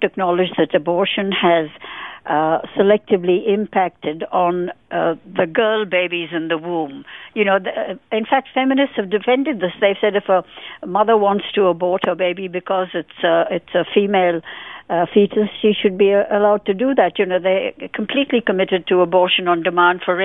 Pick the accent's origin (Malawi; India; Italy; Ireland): India; moved away as an adult; also born or lived in London, United Kingdom; now in Australia; I was born in India and I lived there for 22 years, nearly 23 years